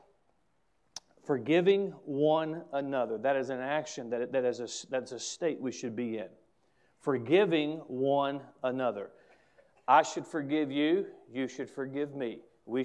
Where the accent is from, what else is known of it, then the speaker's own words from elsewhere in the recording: United States; As an American